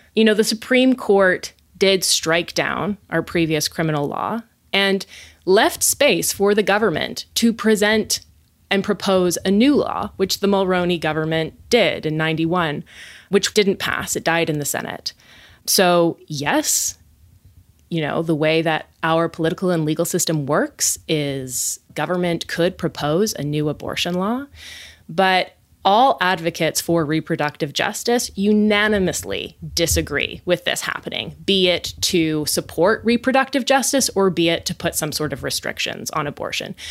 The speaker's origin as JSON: {"language": "English", "region": "West Coast", "country": "United States", "said": "I hail from the West Coast."}